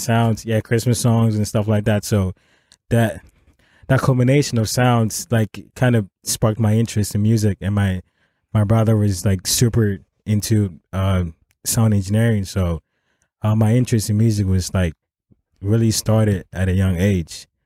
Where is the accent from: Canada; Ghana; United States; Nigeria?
Ghana; first language Akan; English is a second language; moved away; back home we speak English is our as a, um, our official language